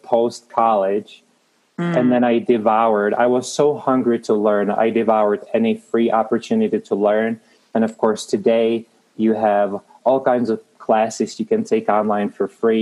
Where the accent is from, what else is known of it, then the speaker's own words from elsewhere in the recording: Prague, Czechia; moved away as an adult; now in Denver, United States; I am Czech made. I was born in Prague in the Czech Republic. In a nutshell, came to the United States when I was 18 as an exchange student